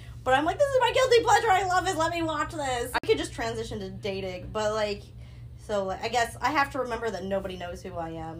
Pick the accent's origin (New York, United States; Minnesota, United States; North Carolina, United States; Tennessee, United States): Minnesota, United States; also born or lived in California; So I was born in California, but I grew up in Minnesota. And I am half Thai